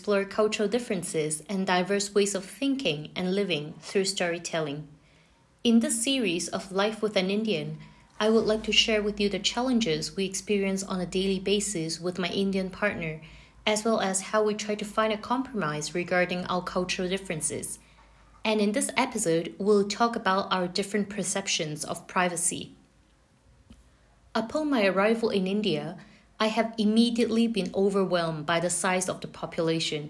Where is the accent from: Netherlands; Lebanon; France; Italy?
France; moved away; Growing up in France was a totally different experience.